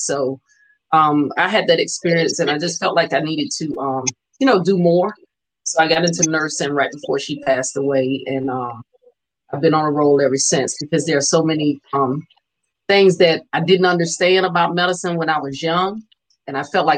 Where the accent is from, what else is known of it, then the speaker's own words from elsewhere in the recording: Tampa, Florida, United States; now in Richmond, United States; I'm from originally from Tampa, Florida. I've been in Richmond about 34 years